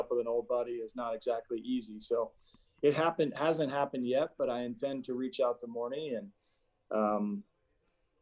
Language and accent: English; Atlanta, Georgia, United States; moved away; Atlanta, my hometown team that I grew up watching